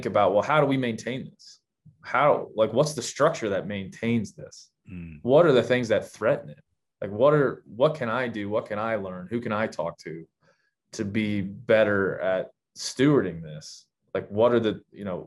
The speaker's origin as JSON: {"language": "English", "region": "Maryland", "country": "United States", "tie": "born or raised there", "also_born_or_lived": "Illinois / Texas", "moved": "as an adult", "lives_now": "Montana, United States", "said": "I grew up in Maryland"}